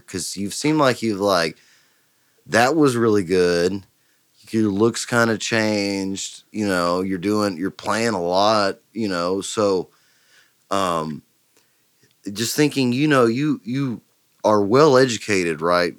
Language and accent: English; Huffman, Texas, United States; I'm from Huffman. You know what I mean?